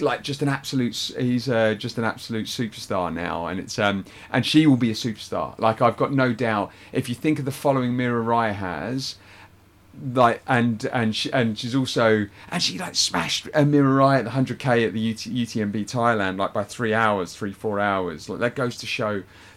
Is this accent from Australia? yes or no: no; United Kingdom; being British